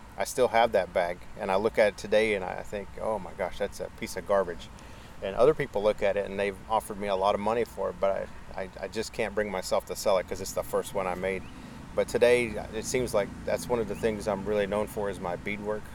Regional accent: Naples, Florida, United States; born and raised in Naples, Florida

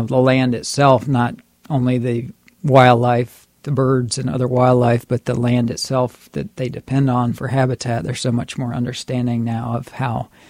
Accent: Brevard County, Florida, United States; I have lived all my life in Florida. I grew up in Brevard County

